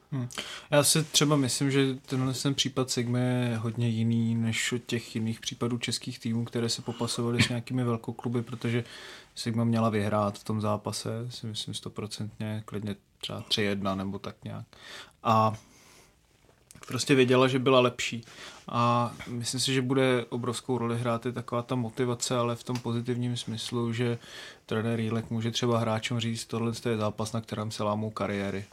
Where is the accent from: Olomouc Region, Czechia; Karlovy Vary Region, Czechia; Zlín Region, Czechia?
Olomouc Region, Czechia; Haná; Já jsem z Hané